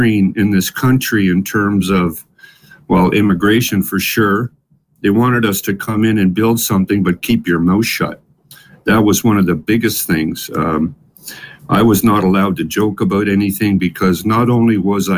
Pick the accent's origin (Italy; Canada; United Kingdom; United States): Canada; Ottawa, Ontario; born or raised there; English is a second language; also born or lived in Ettenheim, Baden-Württemberg, Germany